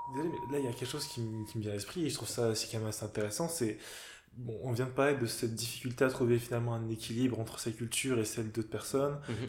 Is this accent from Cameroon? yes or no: yes; Cameroon; je suis camerounais